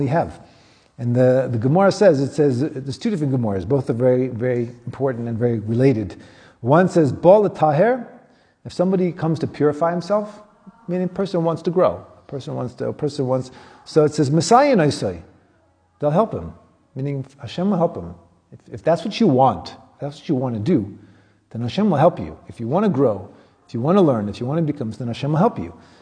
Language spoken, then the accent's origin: English; United States; now in South Africa; I grew up in America